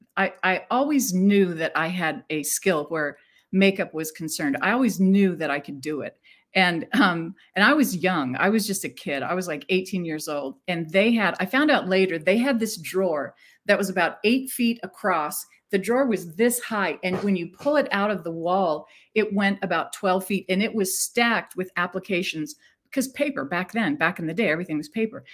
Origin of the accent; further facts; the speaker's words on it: Phoenix, Arizona, United States; I was born in Phoenix, Arizona, just a little girl born out in the desert